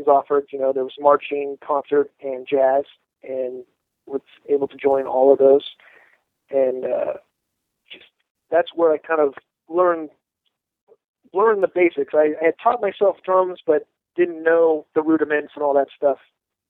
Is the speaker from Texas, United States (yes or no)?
no; Southern California, United States; I grew up in Southern California